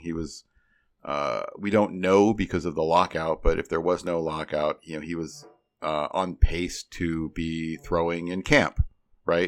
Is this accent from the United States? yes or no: yes; Midwest, United States; I grew up in the Midwest, I still live in the Midwest